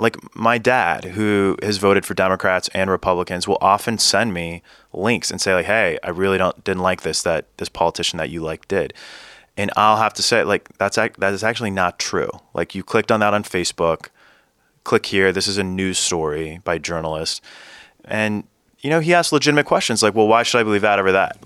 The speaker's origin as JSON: {"language": "English", "region": "Central Valley of California", "country": "United States", "tie": "born or raised there", "said": "the district where I grew up in Central Valley of California"}